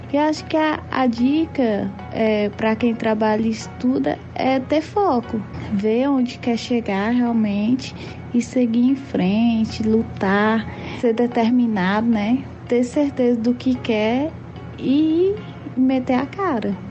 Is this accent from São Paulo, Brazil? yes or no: no; São Raimundo Nonato, Piauí, Brazil; Sou natural de São Raimundo Nonato, Piauí